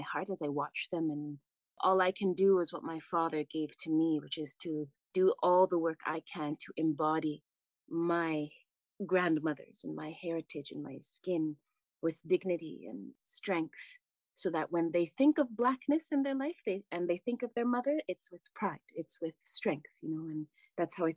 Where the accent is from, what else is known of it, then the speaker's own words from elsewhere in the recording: Vancouver, British Columbia, Canada; also born or lived in Chicago, Illinois, United States; now in Kaslo, Canada; having been born in Chicago, growing up in Vancouver.